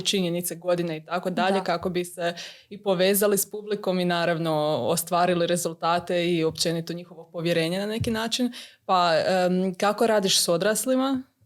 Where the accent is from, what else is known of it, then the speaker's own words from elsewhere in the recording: Croatia; kod nas u Hrvatskoj